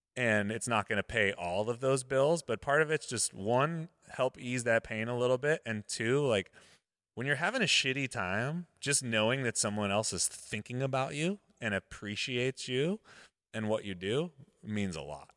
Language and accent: English; Modesto, California, United States; Modesto, my hometown.